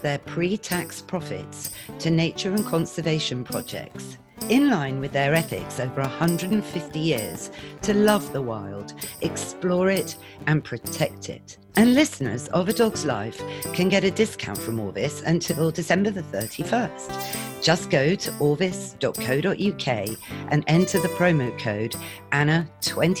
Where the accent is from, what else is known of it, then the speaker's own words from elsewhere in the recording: Shropshire, West Midlands, United Kingdom; I was brought up in Shropshire